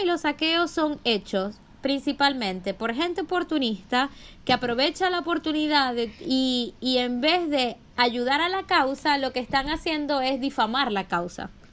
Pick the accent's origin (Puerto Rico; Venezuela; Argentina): Venezuela; Maracaibo, Zulia; Yo soy maracucha